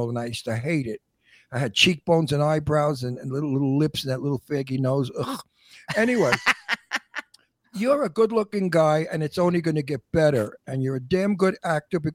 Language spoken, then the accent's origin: English; New York City, New York, United States; I'm an Italian from Brooklyn.